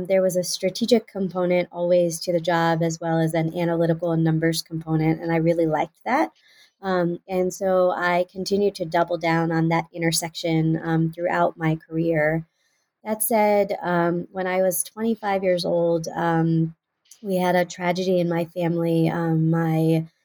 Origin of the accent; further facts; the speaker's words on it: Houston, Texas, United States; moved away as an adult; also born or lived in Pennsylvania; I was born and raised in Houston, Texas